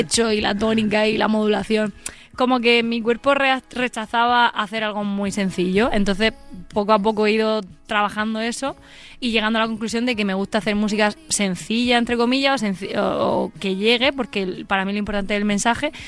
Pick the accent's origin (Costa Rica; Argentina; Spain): Spain; Molina de Segura, Region of Murcia; accent: murciano; Yo soy de Molina de Segura